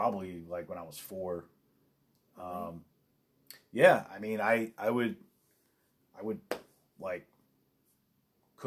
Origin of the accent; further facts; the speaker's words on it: Los Angeles, California, United States; I grew up